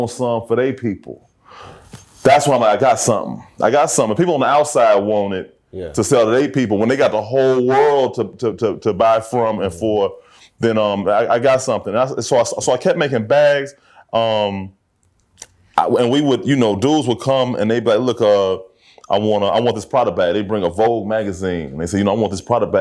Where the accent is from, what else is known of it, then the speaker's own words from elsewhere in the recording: Chicago, Illinois, United States; I grew up, you know, I'm from Hyde Park.